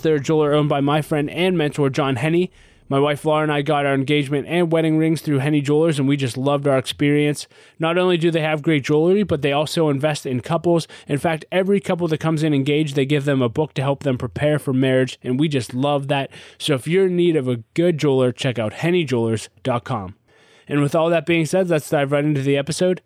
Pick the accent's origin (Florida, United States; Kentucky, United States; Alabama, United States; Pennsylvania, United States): Pennsylvania, United States; Pittsburgh; I was born and raised in Pittsburgh, Pennsylvania